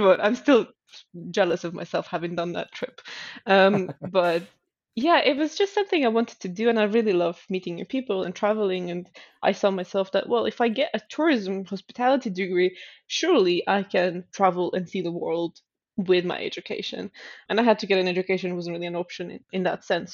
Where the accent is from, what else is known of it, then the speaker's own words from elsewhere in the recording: Stockholm, Stockholm County, Sweden; moved away as an adult; also born or lived in Helsinki, Finland; Stockholm, which is my hometown.